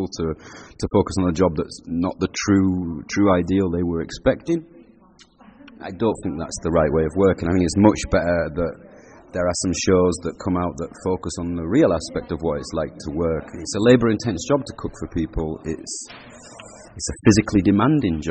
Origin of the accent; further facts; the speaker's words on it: Huddersfield, Yorkshire and the Humber, United Kingdom; I grew up in Huddersfield. I lived in a pub